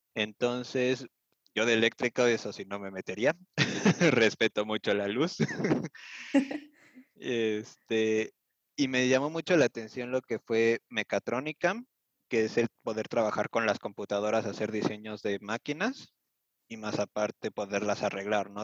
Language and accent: Spanish; Mexico City, Mexico; moved away as an adult; now in Germany; yo soy originario de la Ciudad de México